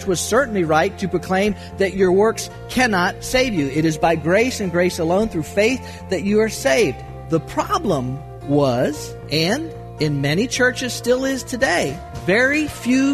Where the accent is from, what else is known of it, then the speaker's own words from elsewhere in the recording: Florida, United States; I grew up water skiing in Florida